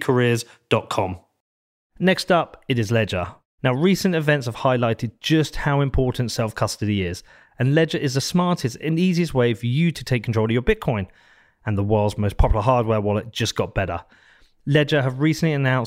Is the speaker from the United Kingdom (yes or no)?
yes; United Kingdom; Coming from the UK